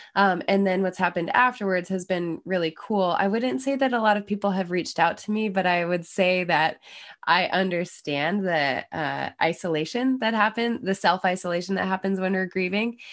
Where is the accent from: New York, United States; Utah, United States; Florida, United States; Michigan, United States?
Utah, United States; Snowbird; moved away as an adult; also born or lived in Salt Lake City, Utah; now in Maine, United States; I was born in Salt Lake, but, uh, lived in the employee housing up at Snowbird my whole life